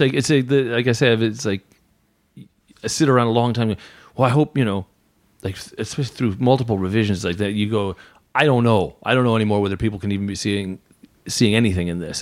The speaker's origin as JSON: {"language": "English", "region": "Southern California", "country": "United States", "tie": "born or raised there", "said": "I grew up in Southern California"}